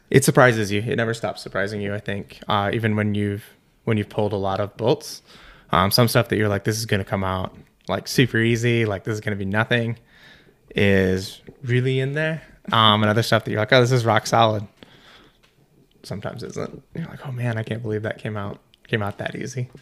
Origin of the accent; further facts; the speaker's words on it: Iowa, United States; moved away as an adult; also born or lived in Colorado; I grew up in Iowa, so middle of the country, flatland